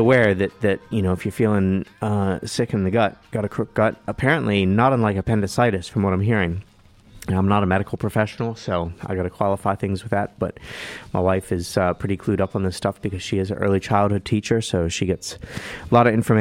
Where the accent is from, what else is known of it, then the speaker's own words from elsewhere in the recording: United States; also born or lived in Washington, D.C.; now in Dunedin, New Zealand; where I grew up out in the country, we had Camp David about a half-hour drive to the north and Mount Weather a half-hour drive to the south